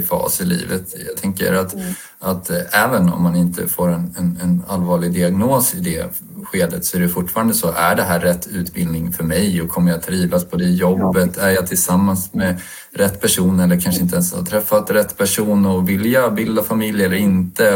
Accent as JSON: {"language": "Swedish", "town": "Stockholm", "region": "Stockholm County", "country": "Sweden", "said": "Jag är en småbarnspappa från Stockholm"}